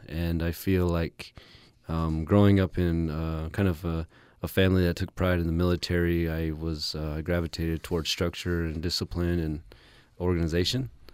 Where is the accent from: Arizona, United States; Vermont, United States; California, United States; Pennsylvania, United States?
Arizona, United States; White Mountain Apache Tribe; also born or lived in Window Rock, Arizona; I was born and raised on the White Mountain Apache tribe